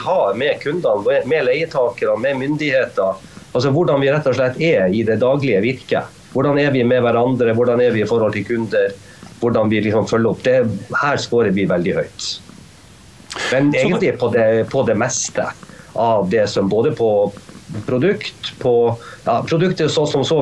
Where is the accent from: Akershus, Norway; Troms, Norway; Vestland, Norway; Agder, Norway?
Troms, Norway; Tromsø; also born or lived in New York, United States; jeg kommer fra Tromsø. Vi, vi, vi, også, vi lever også på ei øy